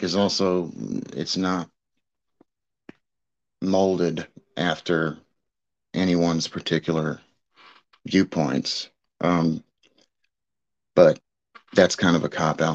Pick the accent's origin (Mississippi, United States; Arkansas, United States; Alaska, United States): Mississippi, United States; South; I'm from South Mississippi, so, you know, it's deep red here.